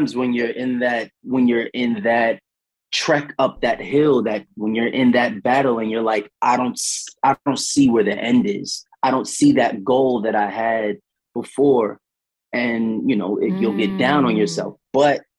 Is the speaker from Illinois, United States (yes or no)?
no; New York City, New York, United States; growing up in Stapleton Projects and living in America as a young Black man